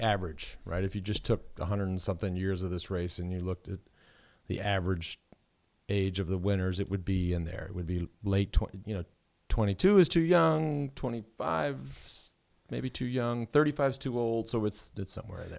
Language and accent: English; Texas, United States; having grown up in hot temps